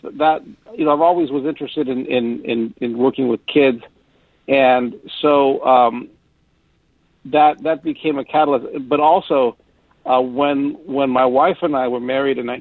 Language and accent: English; Southern California, United States; moved away as an adult; now in San Francisco Bay Area, United States; I grew up in Southern California